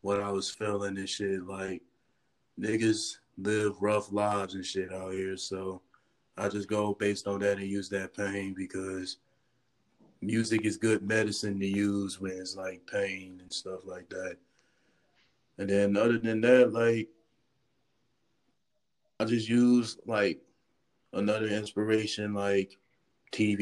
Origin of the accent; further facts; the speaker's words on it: Charlotte, North Carolina, United States; also born or lived in Ohio; moved down to Charlotte in 2011. And ever since then, it has felt like a home, like I officially would call that where I'm from.